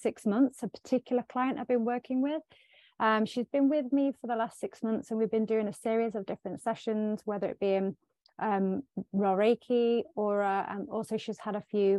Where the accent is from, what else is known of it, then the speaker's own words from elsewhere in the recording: Sherwood Forest, East Midlands, United Kingdom; I am from the UK, Sherwood Forest